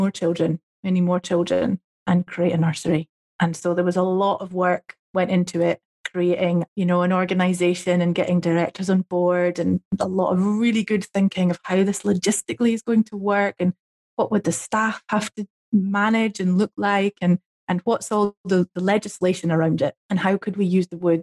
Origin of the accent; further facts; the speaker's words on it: Fife, Scotland, United Kingdom; I grew up in the next village from where the Secret Garden is. My hometown, my home village is about 3 miles along the road